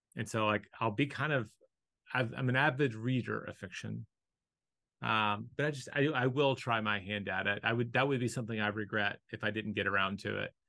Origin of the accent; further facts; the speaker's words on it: the South, United States; I was born in the South the odds that I was going to be Hindu were incredibly slim